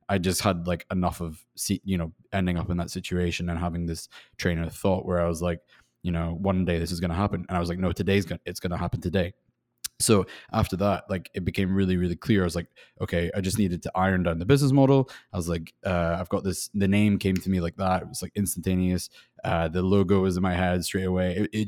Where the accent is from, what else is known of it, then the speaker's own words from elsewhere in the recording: Scotland, United Kingdom; now in Los Angeles, United States; You're right in saying I'm from Scotland. Although my accent probably sounds a little bit funny by now. And I'm living in Los Angeles.